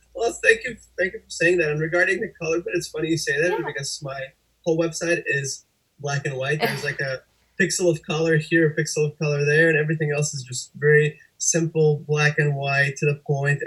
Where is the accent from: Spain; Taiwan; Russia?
Russia; moved away; also born or lived in Connecticut; I was born and raised in Russia, and I took a lot of art lessons there